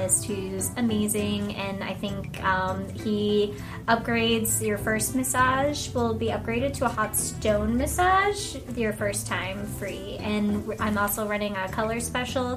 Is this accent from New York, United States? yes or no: no; Virginia, United States; I am from Virginia